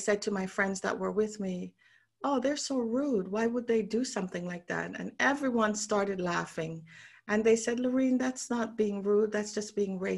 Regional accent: Jamaica; moved away as an adult; also born or lived in Canada / London; now in Bermuda; I'm from Jamaica originally.

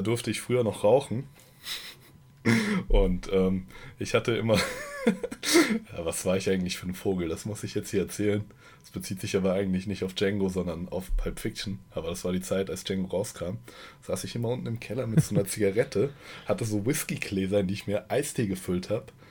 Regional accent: Germany; Ich als Deutscher

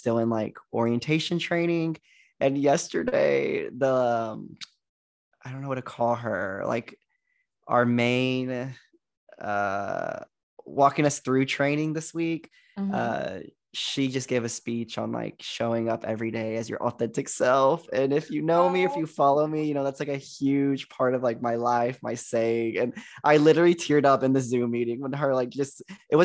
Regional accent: Joshua, Texas, United States; moved away as an adult; also born or lived in Arkansas; originally I was born and raised in Texas, a small town called Joshua, Texas.

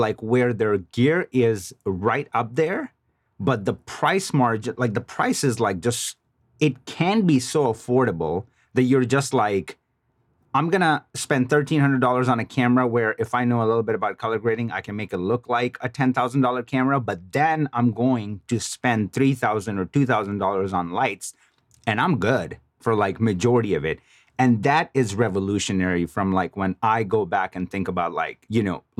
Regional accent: Chicago, Illinois, United States; I mean, I'm originally from Chicago.

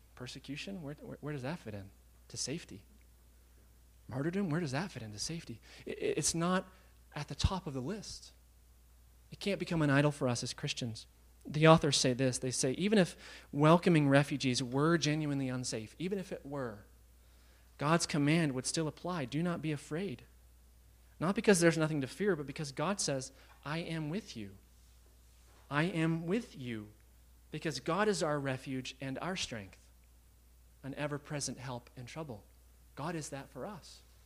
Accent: United States; being American

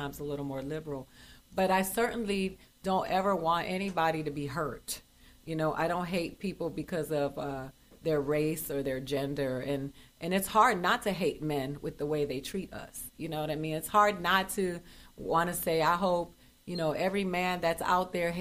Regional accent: Florida, United States; I'm from Florida.

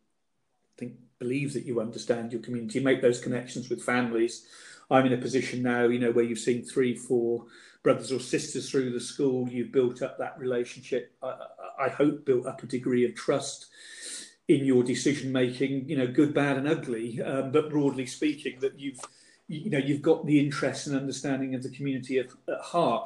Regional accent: Reading, South East England, United Kingdom; I'm a local boy. I grew up in Reading

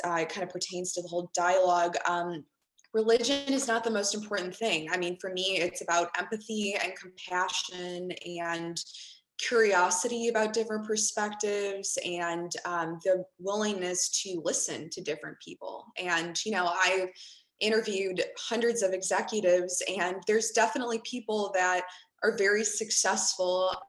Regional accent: Chicago, Illinois, United States; growing up in Chicago in a melting pot

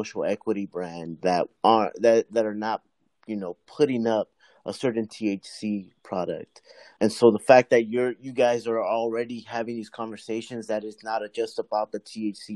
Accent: Inglewood, California, United States; I grew up in Inglewood, Lenox area, mm-hmm. Out

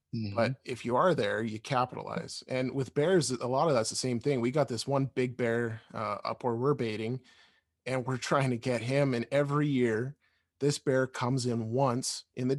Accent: Alberta, Canada; We grew up in Alberta and still live in Alberta

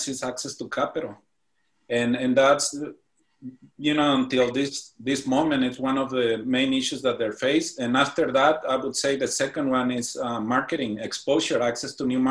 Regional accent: Morelia, Michoacán, Mexico; moved away as an adult; now in San Diego, United States; I was born and raised in the beautiful city of Morelia, Midland in Mexico, in the state of Michoacán. I moved to San Diego in 2006

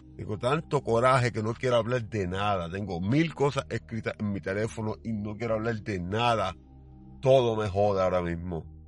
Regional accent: Puerto Rico; Mi pueblo, por más problemas que tenga, no es guerrillero. Es un maldito pueblo pacifista. Y sí, hay un crimen bien alto aquí en Puerto Rico

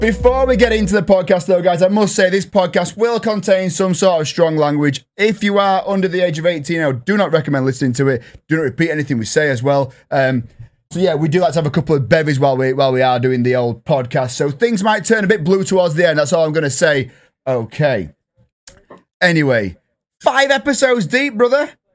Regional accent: England, United Kingdom; I'm English

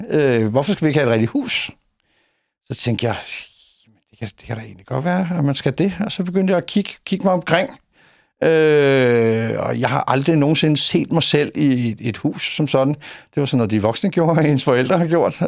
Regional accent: Copenhagen, Capital Region of Denmark, Denmark; moved away as an adult; now in Højby, Denmark; Jeg er inkarneret københavner

